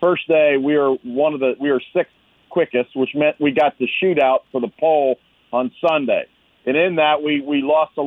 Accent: Gahanna, Ohio, United States; I grew up in Gahanna on the east side of Columbus there

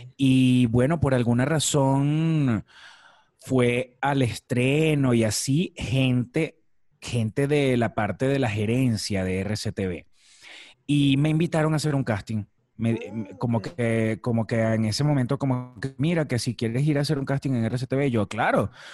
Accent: Maracay, Aragua, Venezuela; moved away as an adult; also born or lived in La Victoria, Venezuela / Caracas, Venezuela; now in Mexico; Yo nací en una ciudad que se llama La Victoria y es una ciudad muy cercana a la, capital, es como la ciudad más inmediata hacia la capital. Em, cuando vas del centro del país hacia la capital, este, se llama La Victoria y después me mudé a Maracay. Todo dentro del mismo estado de Aragua. A los cinco años yo estaba viviendo en Maracay y allí estuve viviendo hasta, hasta que me gradué de bachiller

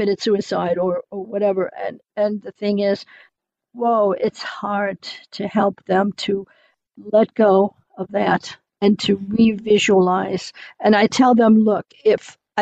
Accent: United States; moved away as an adult; now in Germany; being American and having to wait for a work permit

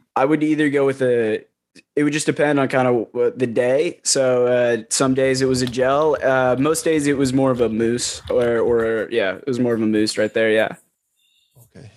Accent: Columbus, Ohio, United States; moved away; also born or lived in Texas; I live in Columbus. I'm originally from Columbus

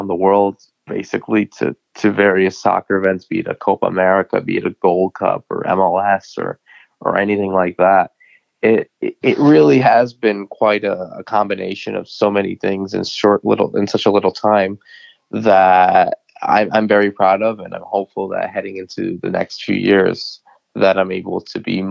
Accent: New England, United States; like any other American kid growing up in New England

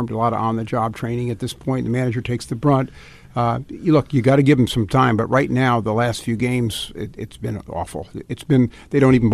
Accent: Virginia, United States; I'm from Fairfax County, where Trump got 32 percent of the vote.

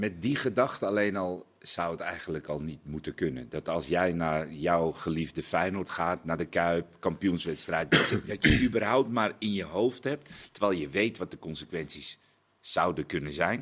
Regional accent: Netherlands; wij gewoon Nederlanders

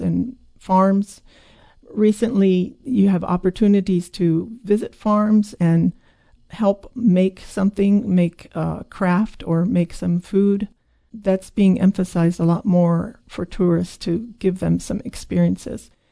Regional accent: eastern Hokkaido, Japan; now in Oregon, United States; I grew up in eastern Hokkaido

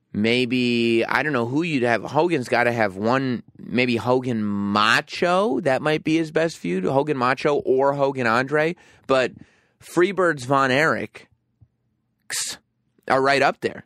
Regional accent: New York, United States; also born or lived in England; I grew up in New York and spent a few years in England

